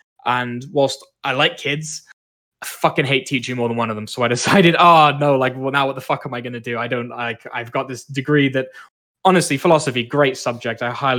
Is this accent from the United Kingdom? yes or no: no; Malaysia; now in Canada; I spent a lot of time growing up in Malaysia